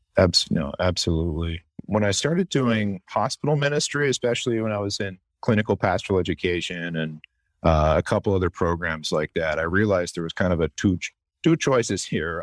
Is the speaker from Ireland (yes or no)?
no; the Maritimes of Canada, Canada; moved away as an adult; now in Chicago, United States; the place I grew up in the Maritimes of Canada